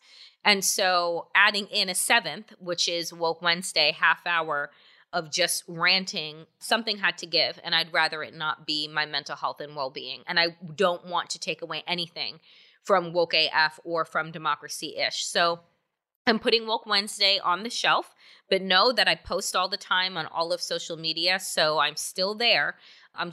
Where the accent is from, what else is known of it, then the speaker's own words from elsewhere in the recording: United States; I was born in the United States